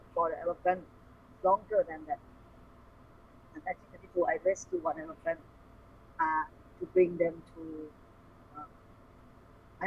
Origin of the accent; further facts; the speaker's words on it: Thailand; English is a second language; my grandfather moving to Thailand since he young, and then he come and build the family here.